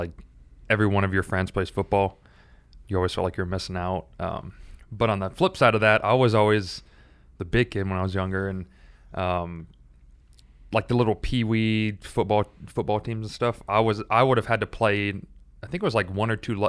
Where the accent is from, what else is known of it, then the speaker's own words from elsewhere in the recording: the South, United States; Because I like, I'm more growing up in the South. College football is a big thing.